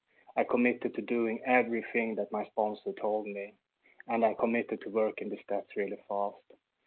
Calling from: Sweden; like …, and I'm a recovered compulsive overeater. I'm calling in from Sweden. A very cold Sweden today, unfortunately.

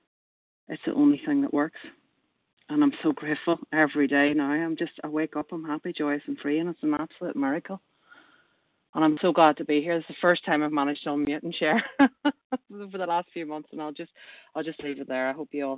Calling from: Manchester, North West England, United Kingdom; I am ringing in from Manchester in the UK.

